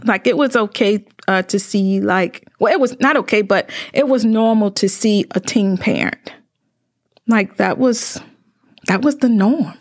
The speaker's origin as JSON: {"language": "English", "town": "Greenville", "region": "Mississippi", "country": "United States", "tie": "born or raised there", "also_born_or_lived": "Indianapolis", "moved": "as an adult", "lives_now": "Mansfield, United States", "said": "I'm from Greenville, Mississippi, located down in the Delta"}